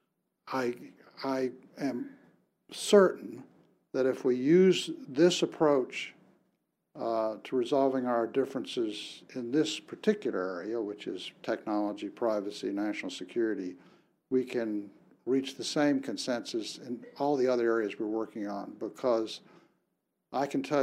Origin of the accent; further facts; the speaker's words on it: United States; me as an American lawyer